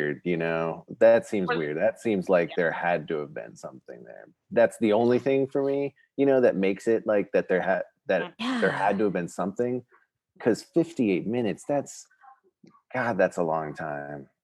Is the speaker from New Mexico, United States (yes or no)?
yes; Albuquerque, New Mexico, United States; growing up in Albuquerque